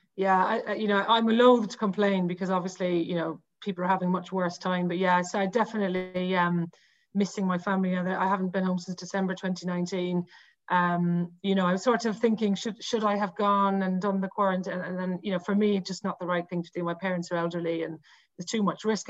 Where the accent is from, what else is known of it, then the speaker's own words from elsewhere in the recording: Cork, Munster, Ireland; I'm from Cork